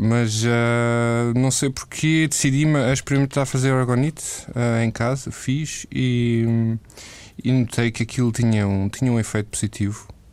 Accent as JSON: {"language": "Portuguese", "country": "Portugal", "also_born_or_lived": "Amsterdam, Netherlands", "moved": "as an adult", "said": "eu saí de Portugal porque senti que precisava de mudança de ares"}